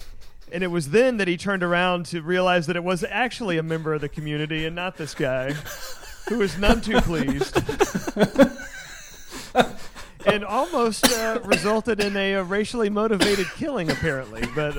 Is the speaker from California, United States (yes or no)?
no; Kennedale, Texas, United States; growing up in the Kennedale area